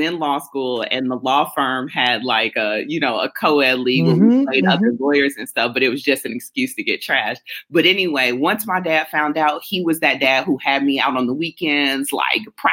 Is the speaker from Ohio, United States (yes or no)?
yes; Cleveland, Ohio, United States; Cleveland is the home of greatness. I love my hometown.